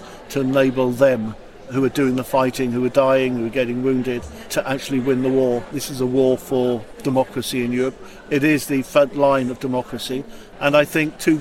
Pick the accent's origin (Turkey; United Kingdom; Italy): United Kingdom; Wales; first language Ukrainian; I regard myself as Ukrainian Welsh